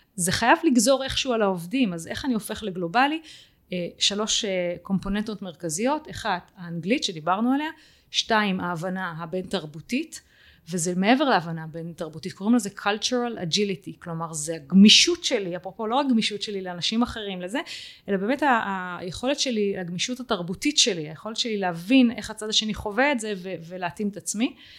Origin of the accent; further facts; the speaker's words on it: Israel; אנחנו כישראלים